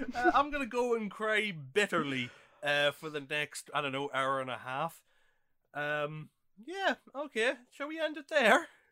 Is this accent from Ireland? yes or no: yes; Ireland; I grew up in Ireland during the nineties